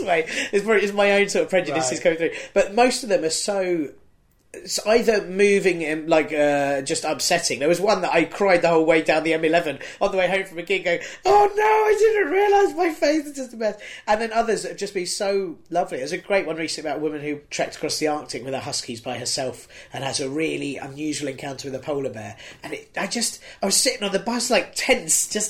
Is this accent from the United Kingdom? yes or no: yes; United Kingdom; being a British person